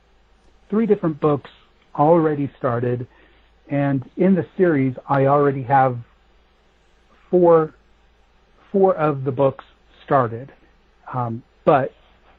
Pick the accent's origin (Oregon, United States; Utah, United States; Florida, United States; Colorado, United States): Colorado, United States; Denver; I was born and raised in Denver